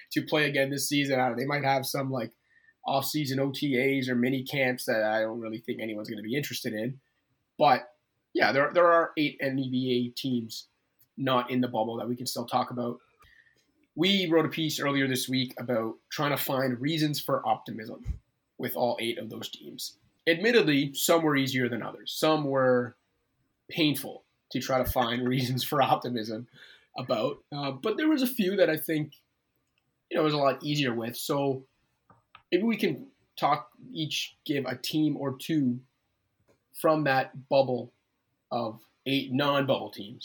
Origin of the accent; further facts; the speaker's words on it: Canada; we're from Canada